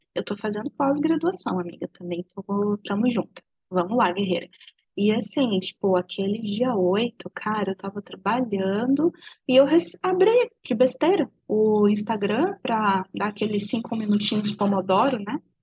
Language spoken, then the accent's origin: Portuguese; Brazil; isso foi tirado de mim enquanto brasileira, enquanto nação